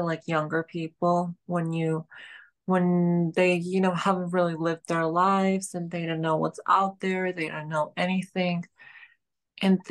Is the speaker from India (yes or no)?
no; Georgia; now in New York City, United States; I'm from Georgia